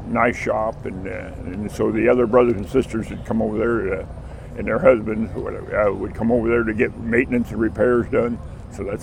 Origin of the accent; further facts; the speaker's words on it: Hanover, United States; my hometown of Hanover